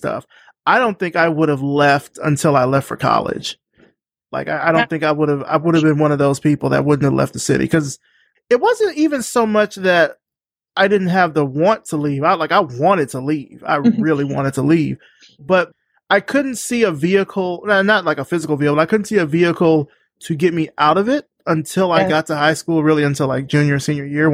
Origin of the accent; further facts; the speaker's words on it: Selma, Alabama, United States; I grew up in Selma, Alabama, a little bit bigger than Uniontown.